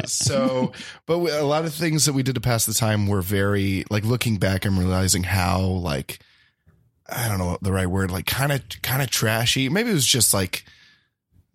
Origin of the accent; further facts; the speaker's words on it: the South, United States; also born or lived in Boston; now in Los Angeles, United States; I grew up in the South